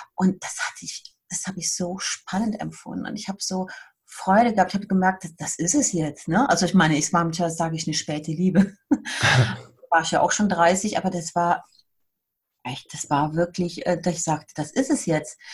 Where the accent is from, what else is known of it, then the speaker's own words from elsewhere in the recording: Siegburg, North Rhine-Westphalia, Germany; moved away as an adult; now in Bern, Switzerland; Ich bin äh, aus der Nähe von Köln